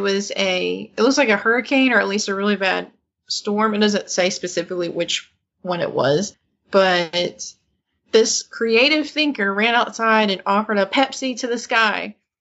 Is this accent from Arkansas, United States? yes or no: yes; Mena, Arkansas, United States; Mena, Arkansas, is where I'm from